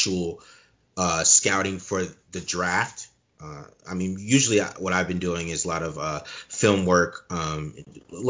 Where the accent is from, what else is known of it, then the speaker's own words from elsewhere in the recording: Chandler, Arizona, United States; also born or lived in Germany; I'm from Chandler, Arizona. I'm not born here. I was born in Germany